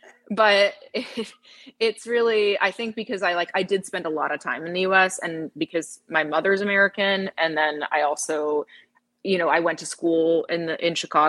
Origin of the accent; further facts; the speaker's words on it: Toronto, Ontario, Canada; moved away as an adult; now in Texas, United States; We grew up in Toronto and just in suburbs, kind of just around Toronto. And then and our drummer still lives there. And then, we moved from Toronto to Texas about 3 years ago